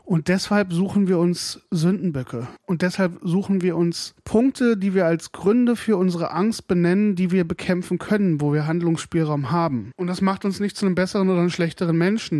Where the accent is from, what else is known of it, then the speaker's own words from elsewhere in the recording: Hesse, Germany; now in Brandenburg, Germany; Ich bin, wie gesagt, in Hessen aufgewachsen, also in West, ehemaligen Westdeutschland